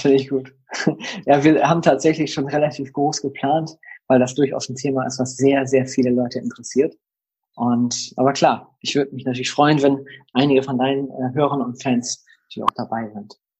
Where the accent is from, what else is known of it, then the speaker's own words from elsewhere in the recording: Delmhorst, Lower Saxony, Germany; ich komme ja aus Delmhorst, einer niedersächsischen mittelgroßen Stadt. Wir haben 80.000 Einwohner